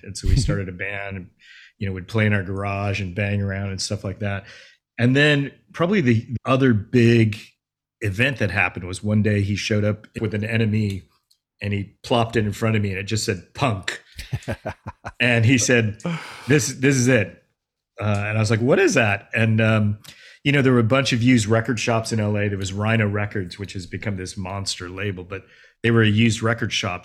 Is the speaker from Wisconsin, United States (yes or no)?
no; Los Angeles, California, United States; growing up as Asian American kid in L, kid in L